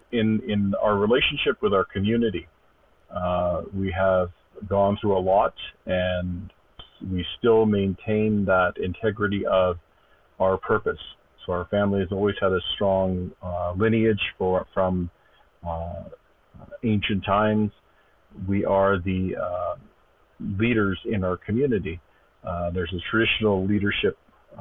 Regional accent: Stoney Nakoda First Nation, west of Calgary, Alberta, Canada; I come from the Stoney Nakoda First Nation west of Calgary. Grew up there

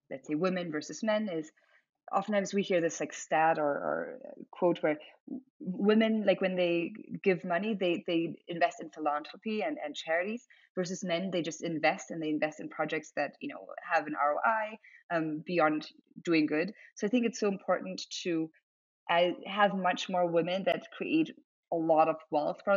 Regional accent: Germany; English is a second language; so being like half German, half Chinese, growing up in Germany, then moving around a lot

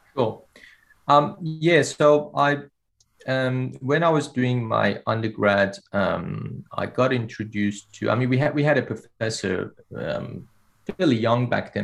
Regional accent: Iran; moved away as an adult; now in Australia; I did my uh, undergrad training uh, back in my home country, Iran

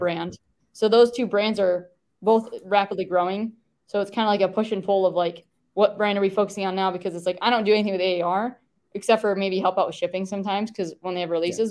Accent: Traverse City, Michigan, United States; moved away as an adult; now in Texas, United States; went back to um, my hometown, which is Traverse City

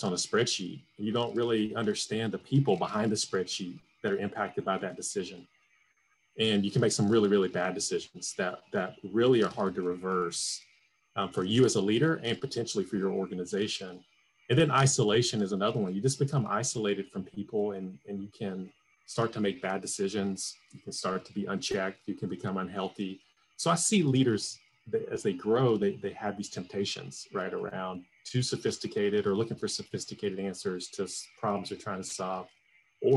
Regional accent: Atlanta, Georgia, United States; moved away; I'm from Atlanta originally

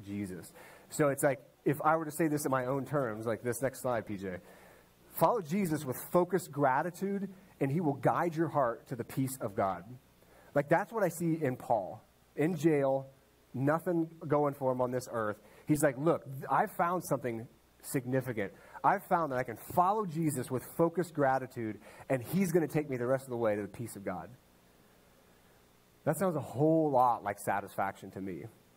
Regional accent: Ohio, United States; I grew up in Ohio with him

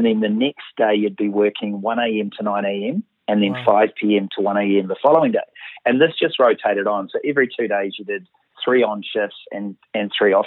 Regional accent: Auckland, New Zealand; I'm from Auckland

